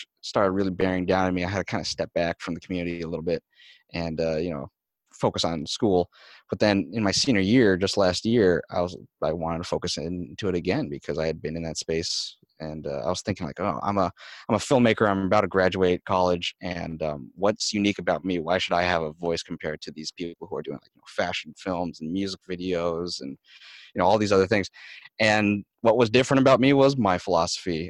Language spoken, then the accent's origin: English; Michigan, United States; the community in my hometown in Michigan